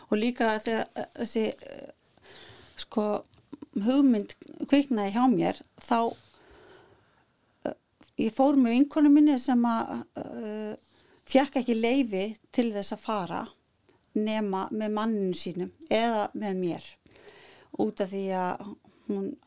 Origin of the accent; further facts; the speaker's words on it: Iceland; það sést ofti ekki að ég er Íslendingur